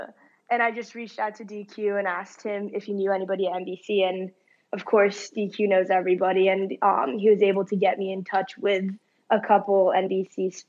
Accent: Tokyo, Japan; born there; So I was born in Tokyo, and I only lived there for a year, actually, but we would, as a family, would go back a couple times a year.

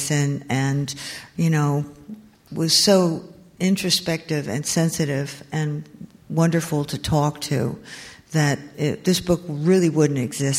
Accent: New Jersey, United States; I grew up in New Jersey, mostly North Jersey

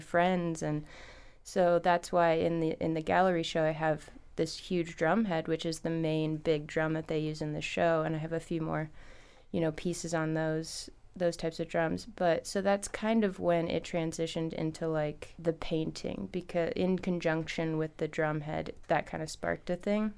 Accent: Los Angeles, California, United States; moved away as an adult; also born or lived in San Luis Obispo / Chicago; now in Petersburg, United States; I was born in Los Angeles. I went to school in the middle of the state, so San Luis Obispo.

